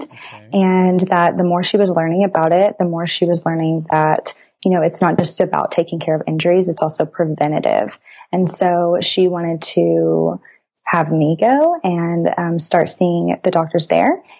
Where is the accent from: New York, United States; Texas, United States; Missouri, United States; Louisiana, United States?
Texas, United States; Brazoria; now in College Station, United States; I'm from Brazoria, Texas, a very, very small town south of Houston.